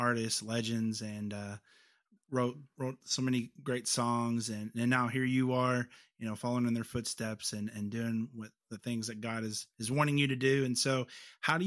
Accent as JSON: {"language": "English", "region": "Kentucky", "country": "United States", "said": "I'm from Kentucky"}